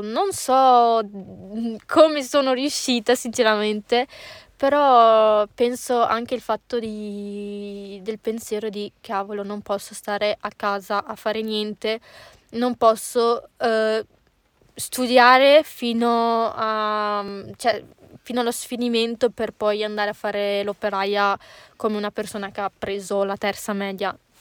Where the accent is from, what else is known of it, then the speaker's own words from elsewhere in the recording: Legnago / Boschi, Veneto, Italy; sono di Legnacola e di Boschi